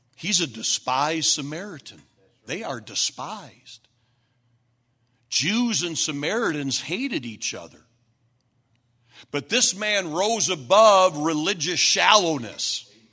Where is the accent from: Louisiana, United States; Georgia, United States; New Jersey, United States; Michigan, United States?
Michigan, United States; Flint; now in Dallas, United States; we're from Flint, we're the Flintstones.